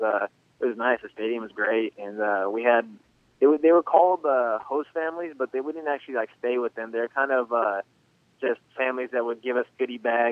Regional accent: Southern California, United States; growing up in Southern California

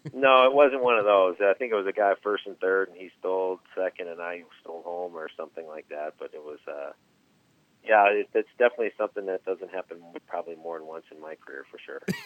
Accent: Wisconsin, United States; moved away; my wife was from Memphis and I was from Wisconsin

